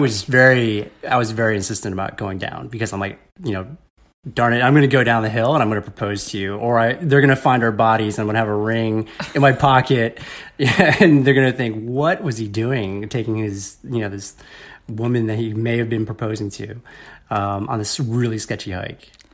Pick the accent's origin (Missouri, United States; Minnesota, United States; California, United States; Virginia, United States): Virginia, United States; Northern; moved away as an adult; also born or lived in Ohio / Chicago; I was born in the Washington, D C area in Vir-, Northern Virginia